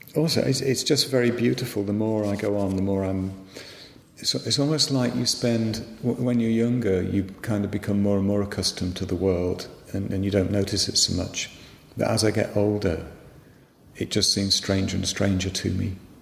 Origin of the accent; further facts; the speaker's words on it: West Midlands, United Kingdom; I grew up in the West Midlands, um, which is a long way from the sea